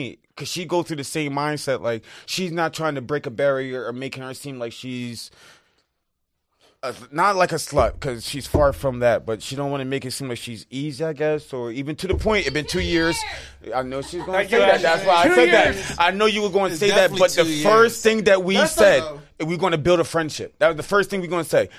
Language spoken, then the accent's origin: English; Barbados; moved away; I'm from Barbados